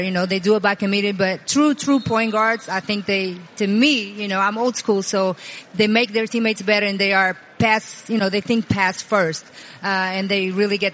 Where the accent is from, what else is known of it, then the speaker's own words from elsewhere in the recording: Portugal; moved away as an adult; I grew up in Portugal, small country next to Spain in Europe